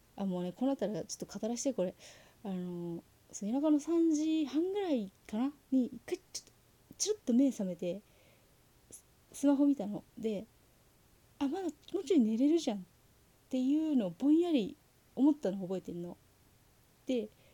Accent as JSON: {"language": "Japanese", "region": "Saitama", "country": "Japan", "tie": "born or raised there", "said": "自分が生まれ育ったところがあの埼玉県"}